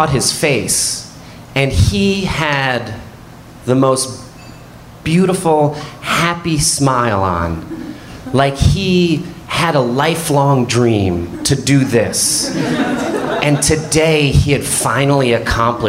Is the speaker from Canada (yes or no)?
no; Neptune, New Jersey, United States; when I was a kid growing up in Neptune, New Jersey